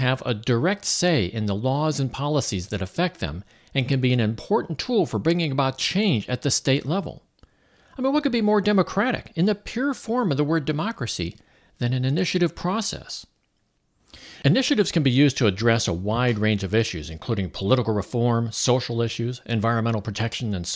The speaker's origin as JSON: {"language": "English", "region": "Missouri", "country": "United States", "said": "my home state of Missouri"}